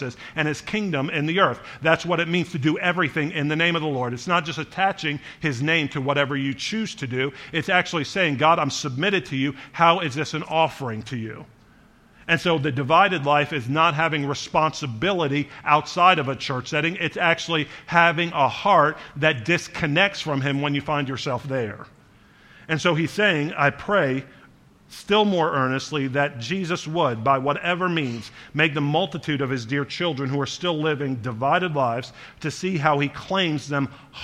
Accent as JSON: {"language": "English", "town": "Charleston", "region": "South Carolina", "country": "United States", "tie": "born or raised there", "said": "I lived in front of a creek growing up in Charleston for part of my life, in Charleston, South Carolina"}